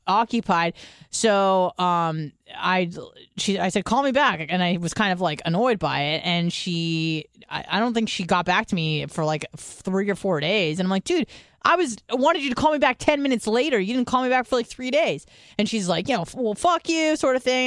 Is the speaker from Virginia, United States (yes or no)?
no; San Diego, California, United States; moved away; I would go home to San Diego, at, when I first moved away